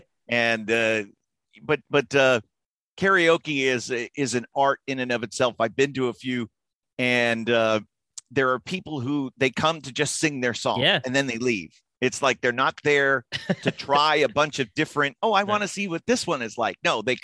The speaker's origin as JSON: {"language": "English", "region": "Florida", "country": "United States", "tie": "born or raised there", "said": "Growing up in Florida and so many golf courses around."}